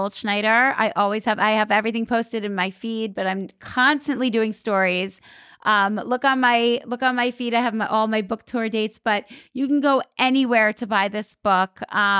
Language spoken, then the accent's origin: English; Staten Island, New York, United States; I am from Staten Island.